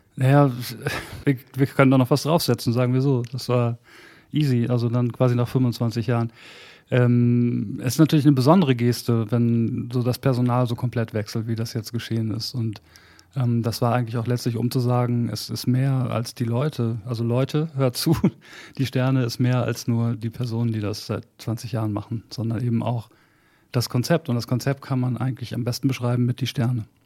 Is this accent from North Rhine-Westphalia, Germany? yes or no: yes; Bad Salzuflen, North Rhine-Westphalia, Germany; moved away; also born or lived in Hamburg; in Bad Salzuflen, wo ich angefangen habe, wo ich aufgewachsen bin